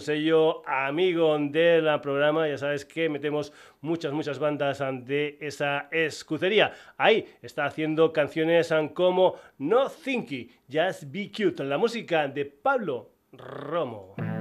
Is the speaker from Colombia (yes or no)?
no; Extremadura, Spain; mi tierra, de Extremadura